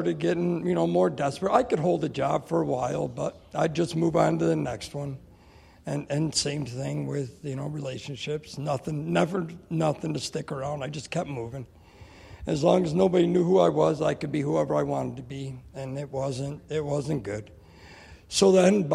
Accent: Albion, New York, United States; I'm from Albion. I've been involved with the church since I was a child.

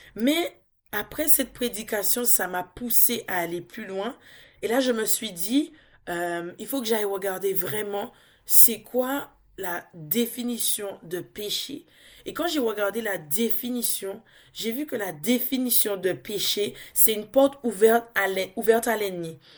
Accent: Dominica; now in France; Je suis dominicaise, donc je viens de l'île de la Dominique.

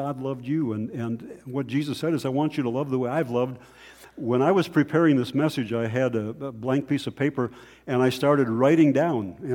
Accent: North Dakota, United States; I grew up in North Dakota

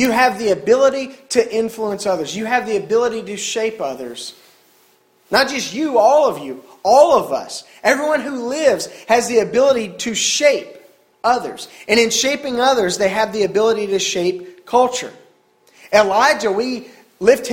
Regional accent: Central Mississippi, United States; I grew up in Central Mississippi

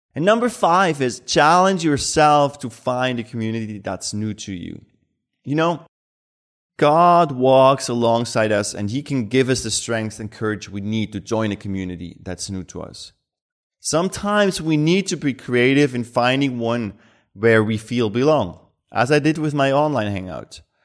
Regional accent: Switzerland; born or raised there

